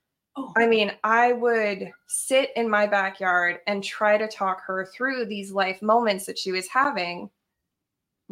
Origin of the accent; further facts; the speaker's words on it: Colorado, United States; also born or lived in Idaho; I had actually hitchhiked from Idaho to Colorado at 15 to go back to my hometown